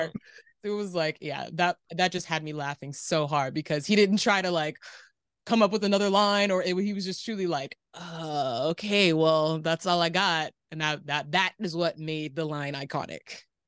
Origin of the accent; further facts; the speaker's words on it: Riverside, California, United States; also born or lived in Moreno Valley, California / Davis, California; I was born and raised in the Inland Empire